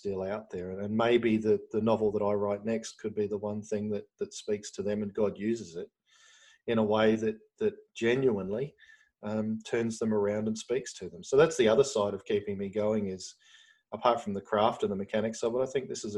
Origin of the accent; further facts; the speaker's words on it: Australia; as an Australian